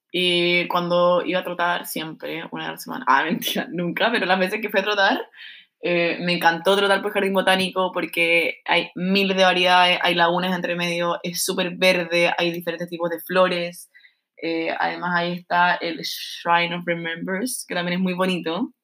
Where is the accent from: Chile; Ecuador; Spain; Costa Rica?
Chile; moved away as an adult; now in Melbourne, Australia; a nosotros como chilenos